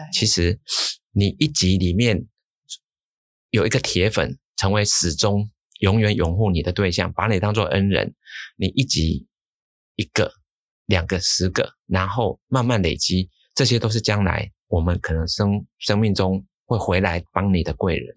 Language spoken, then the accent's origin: Chinese; Changhua County, Taiwan; 我是彰化出生的，我们家族都在彰化，都是乡下